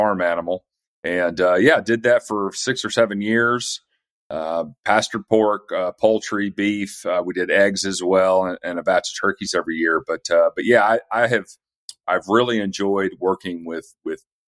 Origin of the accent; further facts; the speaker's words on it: East Tennessee, United States; moved away as an adult; also born or lived in Atlanta; I'm from East Tennessee originally and sort of moved back up here